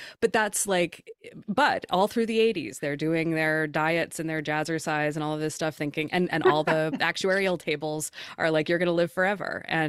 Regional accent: Oregon, United States; I'm from Oregon, where that's how we funded everything for a long time.

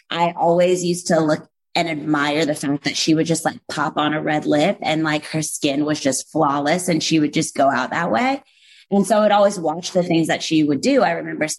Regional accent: Virginia Beach, Virginia, United States; moved away as an adult; also born or lived in New Rochelle, New York / Los Angeles; now in New York, United States; So I was raised in Virginia Beach, Virginia, very, very close to the oceanfront.

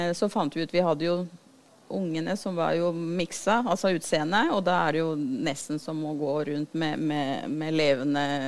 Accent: Venezuela; Norwegian is a second language; moved away as an adult; now in Drammen, Norway; Født og oppvokst i Venezuela.

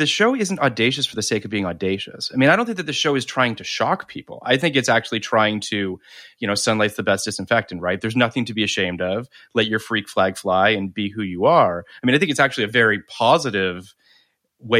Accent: Canada; moved away; also born or lived in Toronto; I was living in Toronto at the time. So just to, I'm Canadian

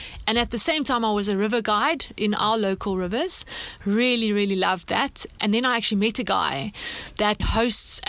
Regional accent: Swellendam, Western Cape, South Africa; And Swellendam is where I grew up. It's in the Western Cape of South Africa

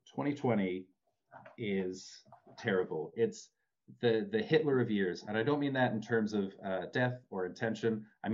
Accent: Rocky Mountains, United States; I love mountains. I love a good scenic view. I'm from the Rockies.

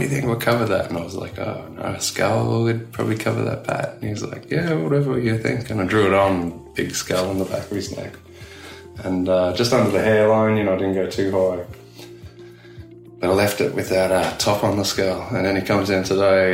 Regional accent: Australia; accent: Aussie; moved away as an adult; also born or lived in Belfast; it's pretty safe as an Aussie

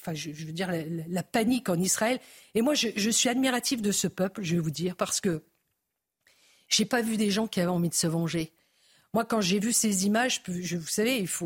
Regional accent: Lorraine, Grand Est, France; Moi, je suis Lorraine.

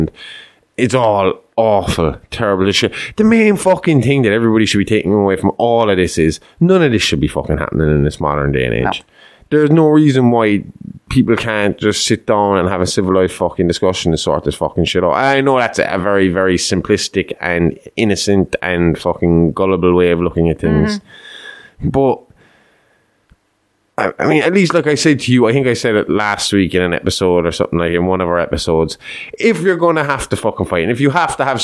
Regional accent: Ireland; I'm Irish, but my religious belief is more along the lines of what the fucking Norwegians fucking believed

